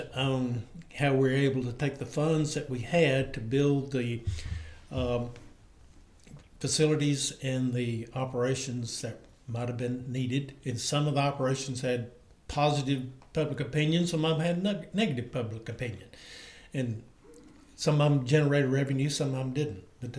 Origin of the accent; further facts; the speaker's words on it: Dickson County, Tennessee, United States; moved away as an adult; I'm from Dixon County